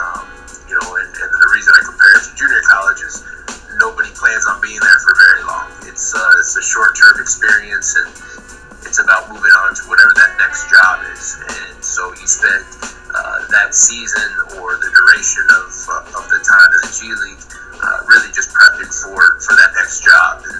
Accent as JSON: {"language": "English", "town": "Tucson", "region": "Arizona", "country": "United States", "tie": "born or raised there", "also_born_or_lived": "upstate New York / Bay Area", "moved": "as an adult", "lives_now": "Phoenix, United States", "said": "Originally grew up in Tucson, Arizona"}